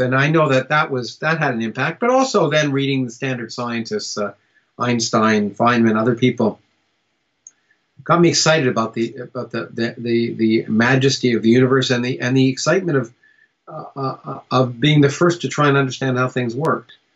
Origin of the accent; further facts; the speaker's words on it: Canada; also born or lived in United States; I was born in the United States, but I grew up in Canada